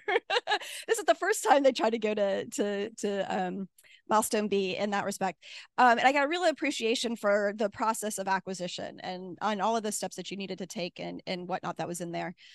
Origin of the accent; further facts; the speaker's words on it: Midwest, United States; I'm from the Midwest, you know, we're typically really nice to each other